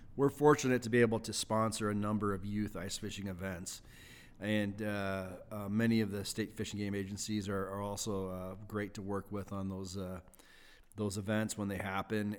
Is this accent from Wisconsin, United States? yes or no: yes; Wisconsin, United States; moved away as an adult; now in Idaho, United States; I grew up in Wisconsin, uh, back in the Midwest